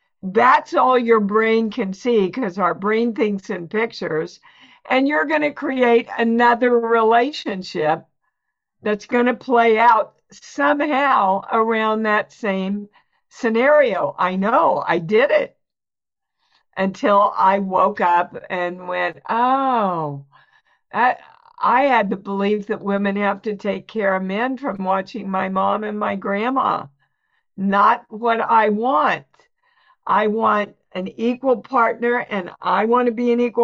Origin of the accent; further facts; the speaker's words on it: Kansas, United States; moved away as an adult; also born or lived in New York; I was born and raised in Kansas, never left Kansas till I went to New York